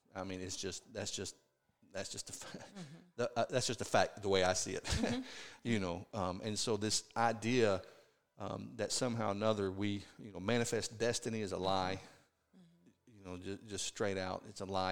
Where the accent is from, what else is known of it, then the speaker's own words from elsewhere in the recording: the South, United States; growing up in the South